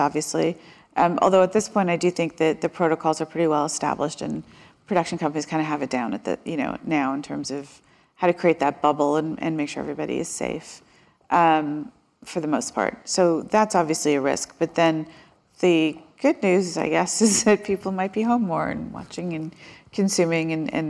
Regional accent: United States; an Indian American person

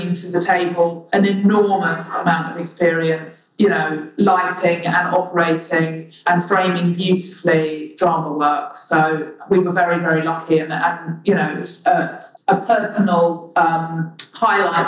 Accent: London, United Kingdom; as a Londoner born and bred here

